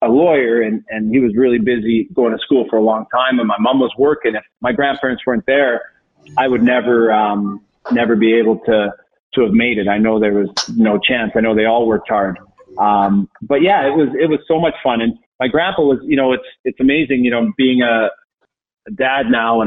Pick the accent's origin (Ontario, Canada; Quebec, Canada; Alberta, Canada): Alberta, Canada; St. Albert; moved away as an adult; also born or lived in Calgary / Denver; now in Boston, United States; I grew up in Edmonton, St. Albert, which is a suburb just outside Edmonton